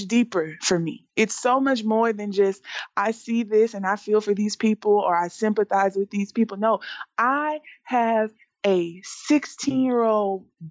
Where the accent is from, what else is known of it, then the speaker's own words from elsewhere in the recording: Texas, United States; now in Las Vegas, United States; I'm from Texas